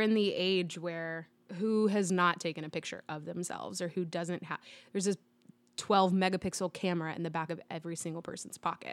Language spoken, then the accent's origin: English; Dallas, Texas, United States; I grew up in Dallas